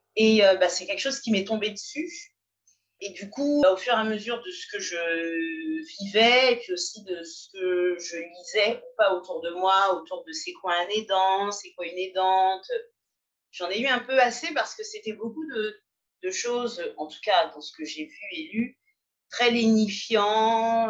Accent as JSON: {"language": "French", "town": "Paris", "region": "Île-de-France", "country": "France", "said": "je suis une Parisienne de 44 ans."}